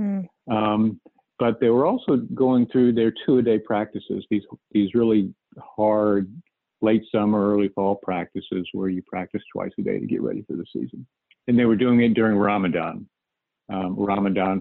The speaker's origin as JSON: {"language": "English", "area": "outside of Dallas", "region": "Texas", "country": "United States", "tie": "born or raised there", "said": "I grew up outside of Dallas"}